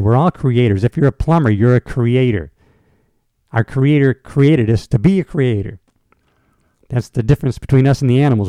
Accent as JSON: {"language": "English", "country": "United States", "tie": "born or raised there", "said": "people who grew up here, like myself, who grew up here"}